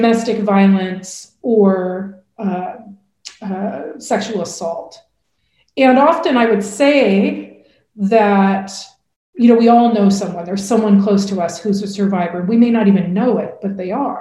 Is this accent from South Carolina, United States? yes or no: no; Portland, Oregon, United States; my first job out of college was actually working in a domestic violence shelter in my hometown of Portland, Oregon